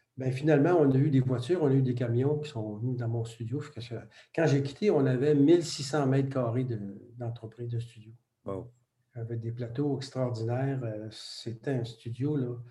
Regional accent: Quebec, Canada; first language French; le français, c'était notre langue maternelle, donc, puis on était côtoyé par l'anglais. Il faut dire que l'Amérique du Nord, le Québec est entouré de presque 400 millions d'anglophones

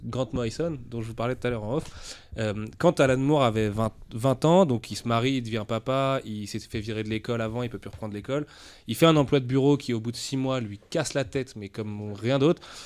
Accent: France

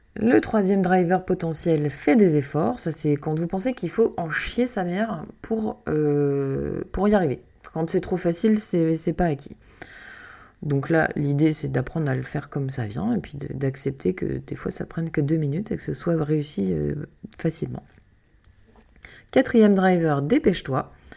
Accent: Canada; moved away; toute petite j'ai grandi au Canada

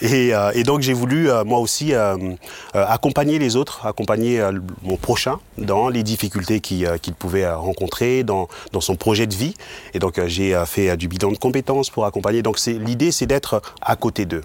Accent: Mulhouse, Grand Est, France; moved away as an adult; now in Aubernais, France; je suis originaire de Mulhouse

